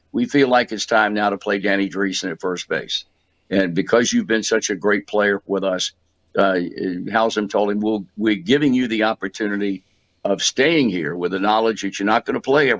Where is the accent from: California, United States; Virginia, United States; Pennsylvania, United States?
Virginia, United States; When I was a kid growing up in Virginia in the early 50s